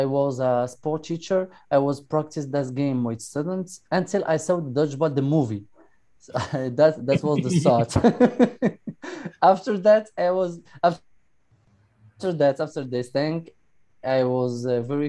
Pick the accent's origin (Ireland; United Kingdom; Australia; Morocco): Morocco; I'm from Morocco.